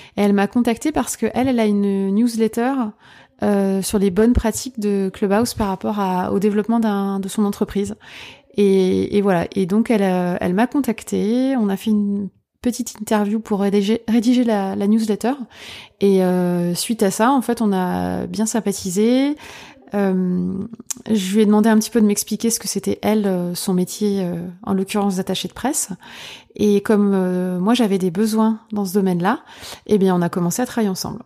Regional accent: Lorraine, Grand Est, France; moved away as an adult; now in Paris region, France; je suis lorraine

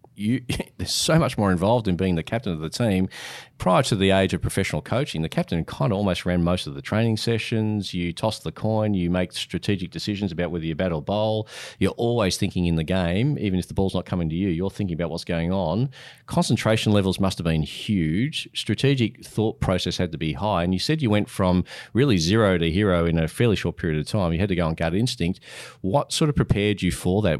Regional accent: Australia

